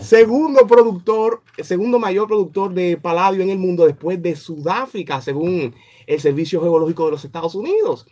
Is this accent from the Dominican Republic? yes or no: yes; Dominican Republic; como dominicano